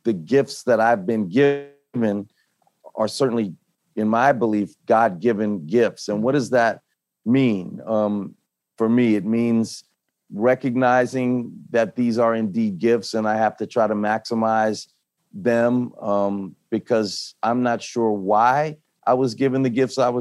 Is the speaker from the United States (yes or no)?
yes; New Orleans, Louisiana, United States; We grew up in New Orleans surrounded by Christianity